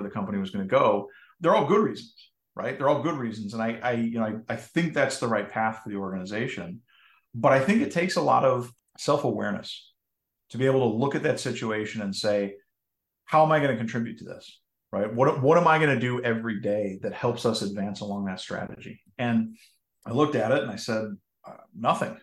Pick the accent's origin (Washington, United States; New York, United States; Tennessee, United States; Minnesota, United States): Minnesota, United States; just outside of Minneapolis; I grew up in Minnesota, just outside of Minneapolis